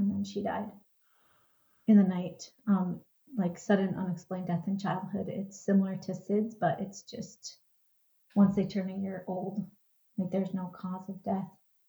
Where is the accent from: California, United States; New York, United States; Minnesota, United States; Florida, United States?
Minnesota, United States; I am from Minnesota, like Twin Cities area, Minnesota.